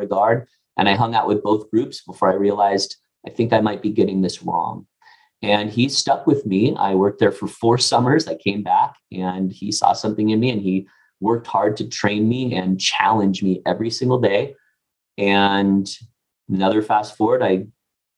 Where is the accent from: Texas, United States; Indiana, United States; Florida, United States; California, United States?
California, United States; Pasadena; where I grew up in Pasadena area of California